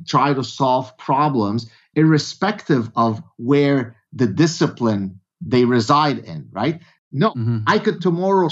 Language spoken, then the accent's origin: English; Lebanon; I come from Lebanon